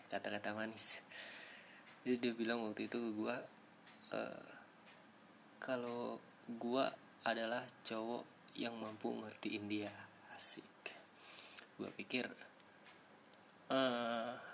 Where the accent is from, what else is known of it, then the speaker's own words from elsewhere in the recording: Sumatra, Indonesia; now in Bogor, Indonesia; Gue tinggal di daerah Kabupaten Bogor sekarang Gue merantau sih Asal gue Sumatera